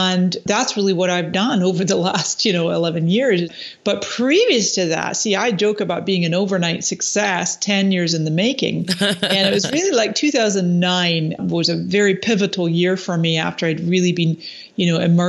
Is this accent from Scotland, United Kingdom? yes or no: yes; Scotland, United Kingdom; moved away as an adult; also born or lived in Canada; now in San Diego, United States; I was actually born in Canada, but then I spent 20 years in Scotland, where my parents are from.